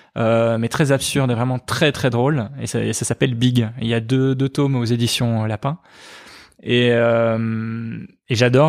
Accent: Liège, Wallonia, Belgium; also born or lived in Charleroi; J'ai grandi en partie à Liège. De 7 ans à 12 ans, j'étais à, Liège

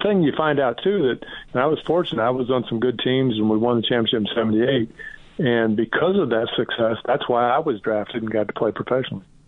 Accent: Indiana, United States; I'm from Indiana

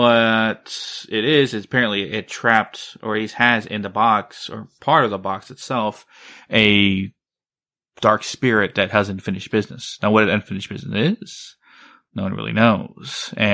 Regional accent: Blanco, Texas, United States; moved away; It's my hometown.

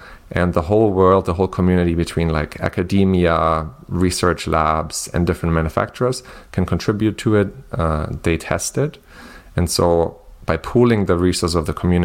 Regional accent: Germany; moved away as an adult; also born or lived in southern Germany; I'm originally from Germany

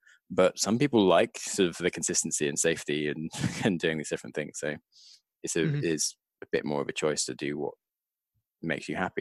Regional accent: United Kingdom; being British

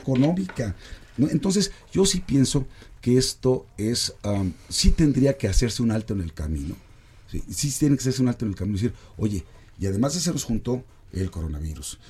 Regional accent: Mexico; nos va a costar como mexicanos

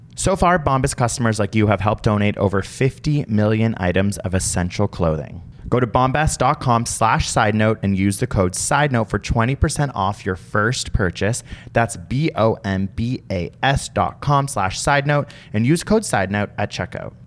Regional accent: Canada; as a Canadian

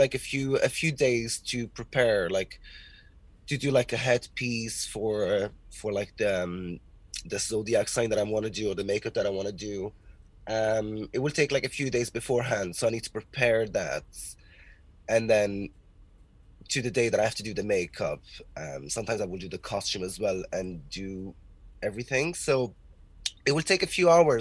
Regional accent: Portugal; now in Ireland; I'm originally from Portugal.

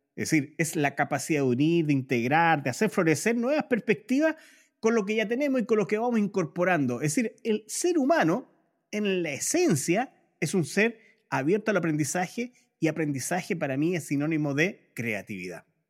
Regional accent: Chile; los chilenos

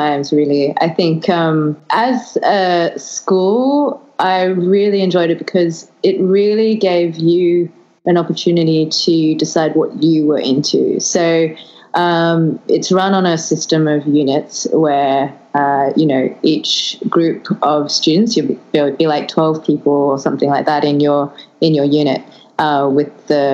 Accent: Australia; also born or lived in London, United Kingdom; I'm Australian

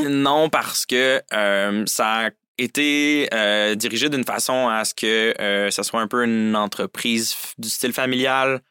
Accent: Saint-Jérôme, Quebec, Canada; moved away as an adult; je viens plus précisément de Saint-Jérôme, sur la rive nord de Montréal

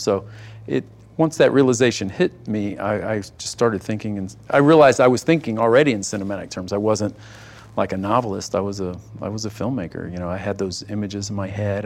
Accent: East Texas, United States; I grew up in in East Texas

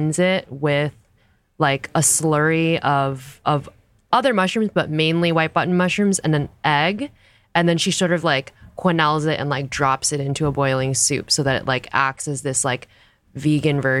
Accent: Garden Grove, California, United States; now in New York, United States; I grew up in Southern California. There's a little part of Garden Grove in Southern California called Little Saigon, where a lot of Vietnamese immigrants settled, including my parents

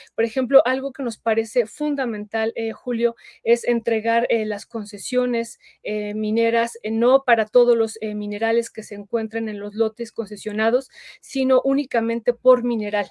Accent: Mexico; nosotros votamos también como mexicanos

